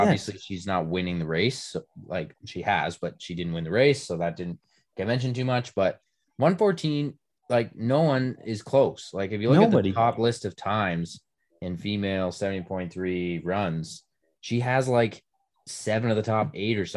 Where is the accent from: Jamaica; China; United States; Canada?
Canada